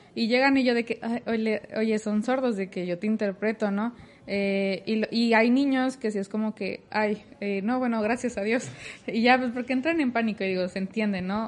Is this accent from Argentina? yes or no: no; Torreón, Coahuila, Mexico; now in Monterrey, Mexico; soy de Torreón, Coahuila, no soy de aquí, soy foránea